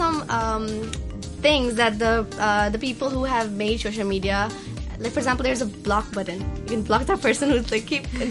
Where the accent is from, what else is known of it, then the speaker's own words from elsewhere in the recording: India; now in Hong Kong; my home country, India